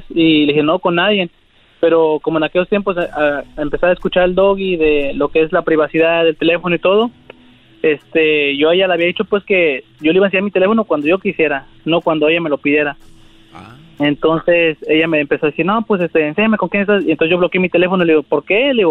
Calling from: Coachella, California, United States; Les hablo aquí de, Cochela.

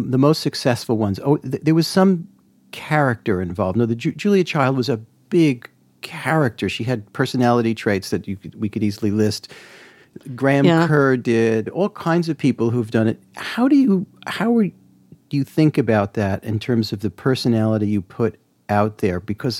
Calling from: Comber, Northern Ireland, United Kingdom; We're tuning in from Comer, which is a small village just outside of Belfast.

